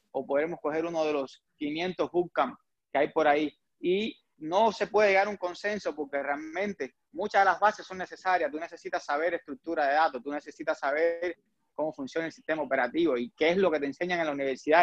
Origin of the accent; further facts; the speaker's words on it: Cuba; first language Spanish; moved away as an adult; now in United States; yo soy eh, de origen cubano, ingeniero eléctrico, aquí en Estados Unidos, pero en Cuba yo estudié automática